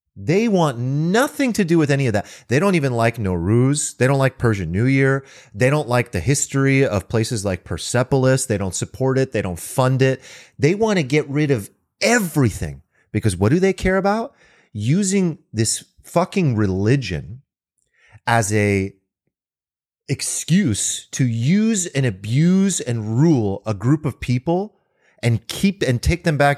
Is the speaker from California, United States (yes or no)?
yes; California, United States; I'm an American, born and raised in California